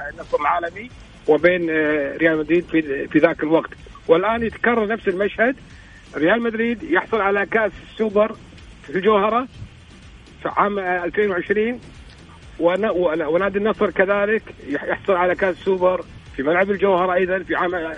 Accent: Kuwait; انا ككويتي يعني كمواطن كويتي قبل ما اكون اعلامي

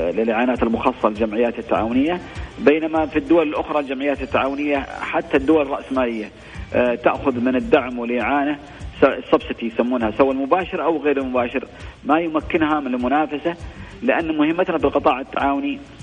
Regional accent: Saudi Arabia; عندنا في السعوديه ان احنا نتبع كتاب الله

